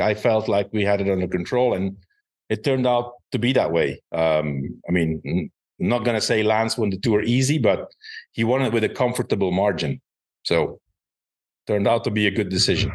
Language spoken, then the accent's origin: English; Belgium; it was in my home country